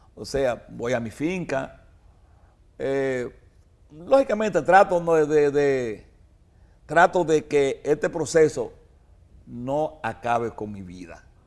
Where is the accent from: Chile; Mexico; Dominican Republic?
Dominican Republic; como dominicano